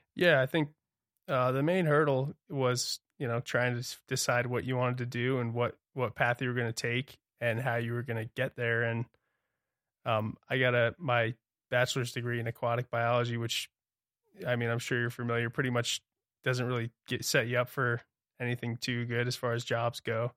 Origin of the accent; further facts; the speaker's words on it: Toms River, New Jersey, United States; moved away as an adult; also born or lived in Santa Barbara; now in Montana, United States; I was born and raised on the Tom's River in New Jersey